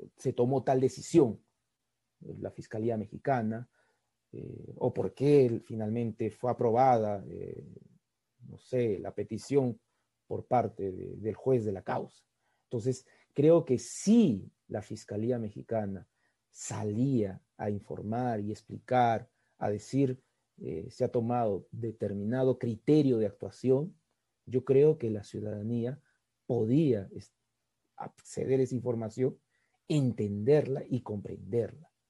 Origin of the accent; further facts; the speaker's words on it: Peru; los peruanos fuimos testigos